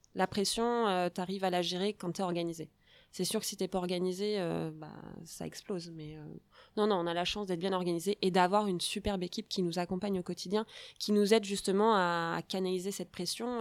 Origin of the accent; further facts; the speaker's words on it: Charente, Nouvelle-Aquitaine, France; Il fallait qu'on revienne euh, chez nous en Charente